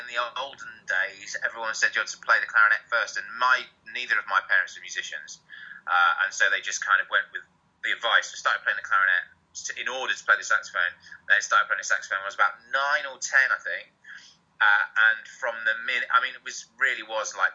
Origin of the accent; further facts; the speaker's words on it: Harrogate, Yorkshire and the Humber, United Kingdom; I grew up in Harrogate in North Yorkshire.